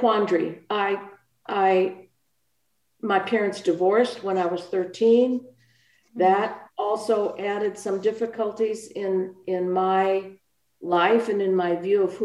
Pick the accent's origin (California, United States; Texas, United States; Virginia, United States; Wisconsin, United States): Wisconsin, United States; Milwaukee; I was born in Milwaukee, Wisconsin